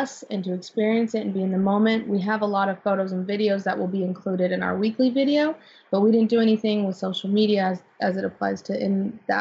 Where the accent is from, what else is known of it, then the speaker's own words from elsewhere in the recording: Las Vegas, Nevada, United States; moved away; also born or lived in Utah; I'm actually from Las Vegas.